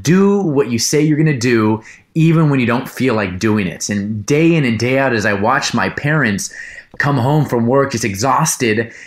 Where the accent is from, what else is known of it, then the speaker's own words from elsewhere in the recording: Los Angeles, California, United States; born and raised in Los Angeles, California